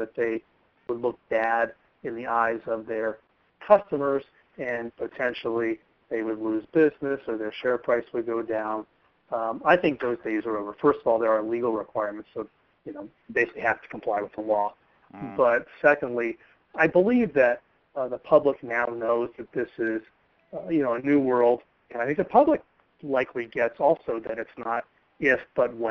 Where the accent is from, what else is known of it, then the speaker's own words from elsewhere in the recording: United States; accent: Yank; now in San Francisco, United States; here I am in my Yank accent